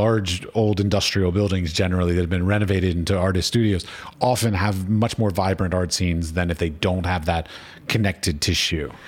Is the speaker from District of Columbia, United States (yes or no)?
yes; Washington, District of Columbia, United States; I grew up in Washington, D C